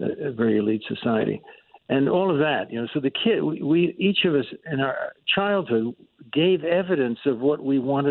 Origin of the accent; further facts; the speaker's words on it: Yonkers, New York, United States; I grew up in Yonkers, New York